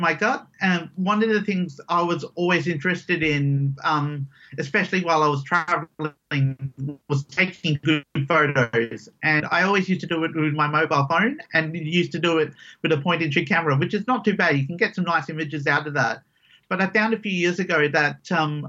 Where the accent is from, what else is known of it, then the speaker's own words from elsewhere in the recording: Perth, Western Australia, Australia; I grew up here in Perth since I was about 4 or 5. So all my living memories have been in Perth